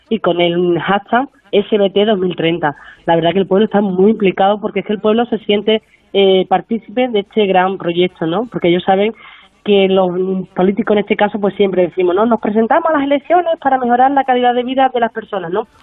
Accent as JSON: {"language": "Spanish", "town": "San Bartolomé", "country": "Spain", "said": "mi pueblo no es un pueblo muy pequeñito, es un pueblo de paso, no tiene mucha historia, no tiene grandes monumentos, no tiene grandes iglesias, pero su magia está en la gente. Y es que San Bartolomé eh, es uno de los pueblos de la comarca"}